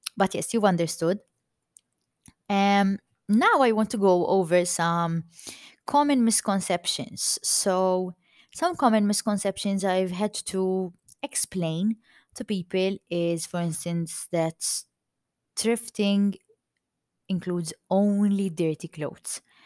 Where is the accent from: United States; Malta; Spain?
Malta; accent: Maltese; i'm maltese i'm proud to be maltese and if my accent sounds too maltese